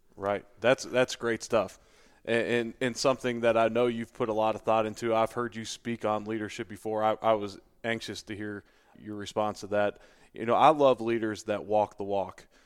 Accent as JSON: {"language": "English", "town": "Cincinnati", "region": "Ohio", "country": "United States", "tie": "born or raised there", "also_born_or_lived": "Buffalo", "moved": "as an adult", "lives_now": "Louisville, United States", "said": "the people I grew up around in Cincinnati"}